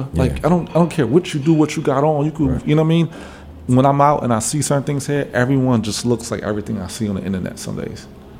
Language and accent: English; New York City, New York, United States; moved away as an adult; now in Washington, D.C., United States; I grew up a kid living in Brooklyn.